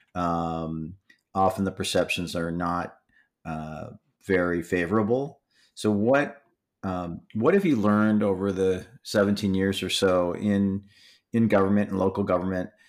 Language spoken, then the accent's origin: English; Michigan, United States; I grew up in Michigan